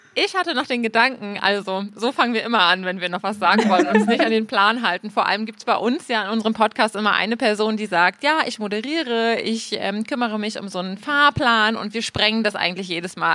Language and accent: German; Bremen, Germany; now in Berlin, Germany; in dem Ort, in dem ich aufgewachsen bin. Da habe ich weniger Heimatgefühle, sondern ich wollte ehrlich gesagt ganz schnell diesen Ort verlassen. Das ist so ein kleiner Vorort in Bremen, Fegesack